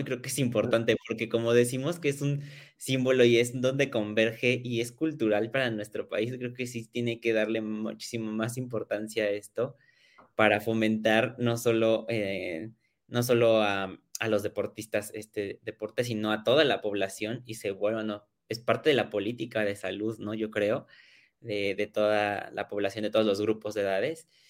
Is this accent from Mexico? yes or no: yes; Mexico; todos somos mexicanos